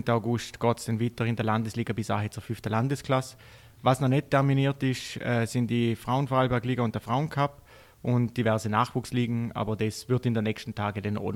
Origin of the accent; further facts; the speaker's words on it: Austria; Randsportart bei uns in Österreich auf alle Fälle, beziehungsweise generell in Europa.